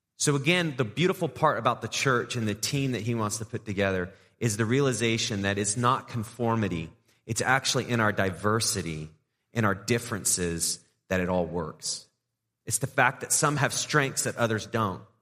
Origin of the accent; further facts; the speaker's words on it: England, United Kingdom; moved away; I grew up in England